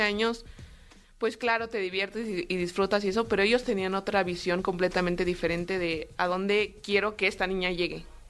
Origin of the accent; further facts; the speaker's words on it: Mexico City, Mexico; yo soy de aquí, de la Ciudad de México, eh, tengo 26 años, ya casi 27